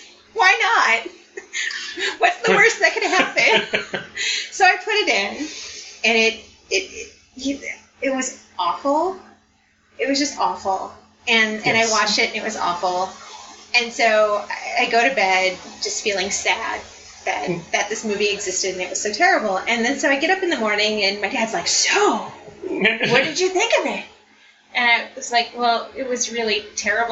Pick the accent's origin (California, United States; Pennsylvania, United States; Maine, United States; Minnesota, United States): Minnesota, United States; I'm from Minnesota